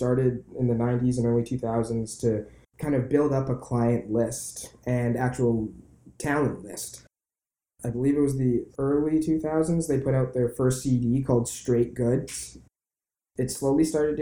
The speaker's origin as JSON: {"language": "English", "town": "Vancouver", "region": "British Columbia", "country": "Canada", "tie": "born or raised there", "said": "I was born and raised in Vancouver and left for 5 years. Then I came back"}